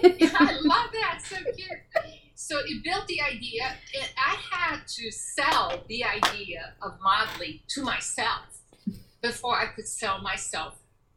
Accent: United States; I'm also American, so I had an agent in Chicago, and I, you know, worked in Chicago

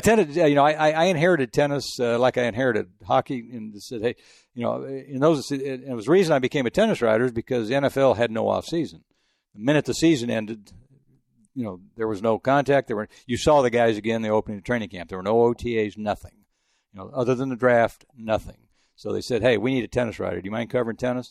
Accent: El Paso, Texas, United States; moved away; also born or lived in Houston / France; I grew up in El Paso

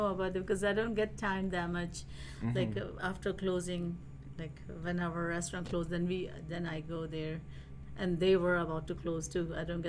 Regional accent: India; now in United States; Because the first time when I was I flew from India to here, and in the Detroit Metro, after my immigration

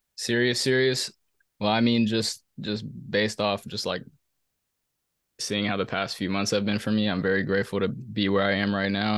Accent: Silver Spring, Maryland, United States; I'm from Maryland, bro. I'm from Silver Spring, Maryland.

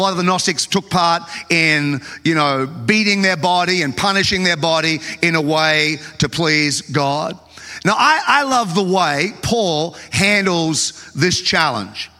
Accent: Australia; I grew up in Australia

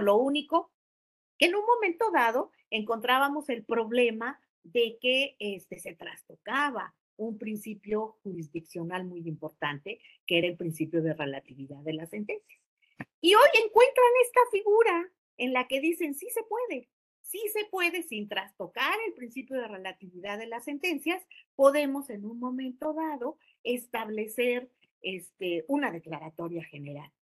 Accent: Mexico; como mexicanos

